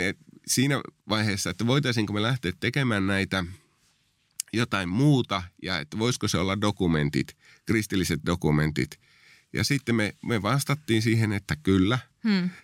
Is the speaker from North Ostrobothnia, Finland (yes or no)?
yes; Oulu, North Ostrobothnia, Finland; moved away as an adult; also born or lived in southern Finland; mä oon lähtöisin tuolta vähän pohjoisempaa Oulusta, josta on päätynyt sitten vuosien varrella tänne etelään sitten työn perässä